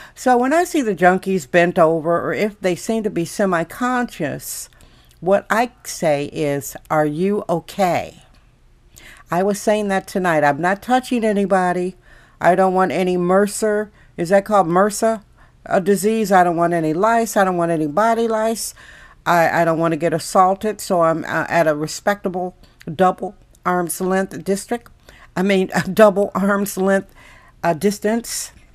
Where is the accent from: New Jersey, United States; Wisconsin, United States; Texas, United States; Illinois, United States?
Wisconsin, United States; now in San Francisco, United States; I'm from Wisconsin, from the Midwest